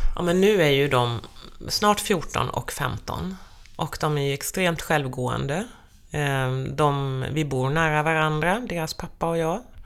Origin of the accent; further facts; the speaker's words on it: Skirö, Jönköping County, Sweden; now in Stockholm, Sweden; Till Skirö, det är byn där jag är uppvuxen.